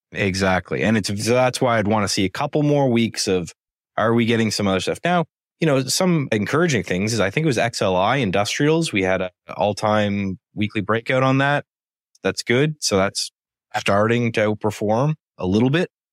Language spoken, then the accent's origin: English; Canada; I'm Canadian